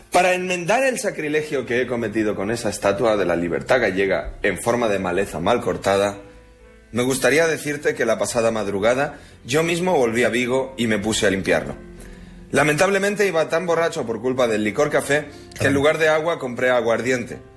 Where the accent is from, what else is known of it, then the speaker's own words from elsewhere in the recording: Uruguay; also born or lived in Blanes, Spain; A veure, jo sóc d'Uruguai i de Blanes. Jo no em puc sentir superior a ningú.